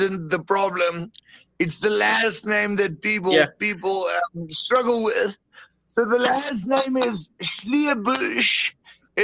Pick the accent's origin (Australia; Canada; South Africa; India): South Africa; I'm a boer from South Africa, but my ancestry is predominantly German